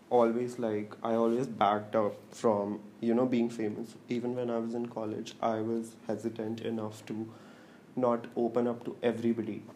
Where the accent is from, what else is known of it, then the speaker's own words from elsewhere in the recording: Noida, Uttar Pradesh, India; also born or lived in Darjeeling / Pune / Nagpur; I'm 24 years old. I'm originally from Himachal Pradesh, but I've lived in Noida for 18 years.